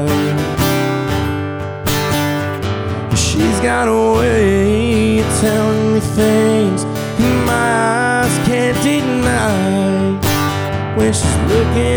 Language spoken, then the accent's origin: English; George West, Texas, United States; I'm from George West and South Texas